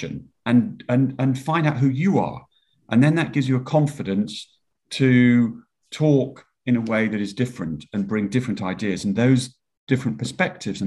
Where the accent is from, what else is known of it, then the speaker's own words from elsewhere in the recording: Yorkshire and the Humber, United Kingdom; also born or lived in Marlow/Henley, South East England; now in Marlow, United Kingdom; I was brought up in Yorkshire